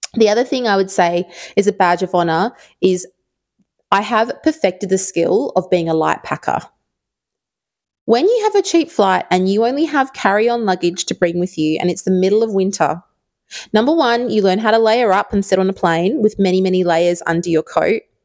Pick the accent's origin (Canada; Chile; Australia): Australia; Perth, Western Australia; moved away as an adult; also born or lived in London; I'm from Perth.